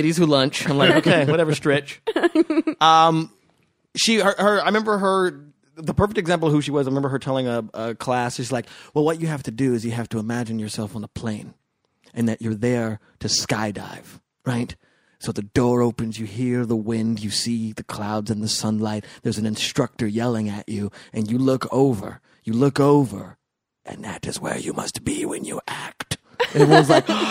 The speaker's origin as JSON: {"language": "English", "town": "Las Vegas", "region": "Nevada", "country": "United States", "tie": "born or raised there", "said": "I grew up in Las Vegas"}